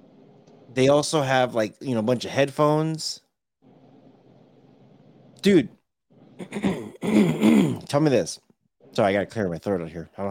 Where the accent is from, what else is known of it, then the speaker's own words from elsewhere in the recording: California, United States; I am from Cali.